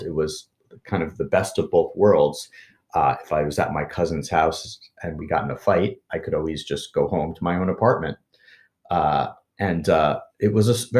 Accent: New York City, New York, United States; I loved growing up in New York City.

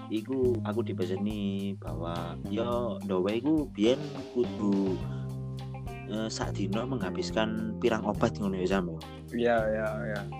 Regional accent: Malang, East Java, Indonesia; di daerahku itu ono sedikit boso Jawa cuma eh kita ada sedikit perbedaan

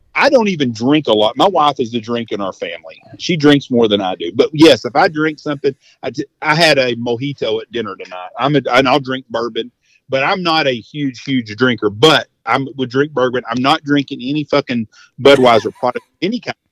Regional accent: United States; We're all Americans

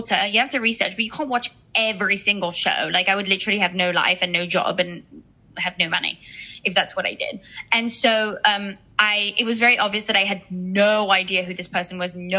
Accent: Switzerland; moved away as an adult; also born or lived in United Kingdom; now in Los Angeles, United States; I was born in Switzerland, but I'm actually English. Like I was born with an English passport. I got my Swiss citizenship when I was, I think, 19 or 20. So I grew up in a very small town

